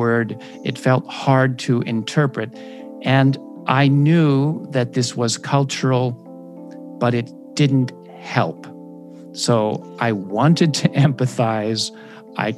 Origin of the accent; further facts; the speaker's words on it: United States; moved away as an adult; also born or lived in Japan; as an American